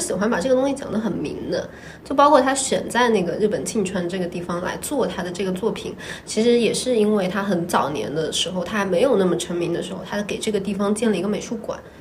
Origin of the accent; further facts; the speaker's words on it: Jiangsu, China; 我江苏人呢，我们脑子里面流的是钱啊